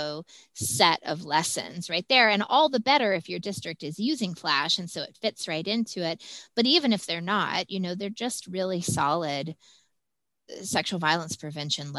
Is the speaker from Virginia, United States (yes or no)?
no; Texas, United States; I'm from Texas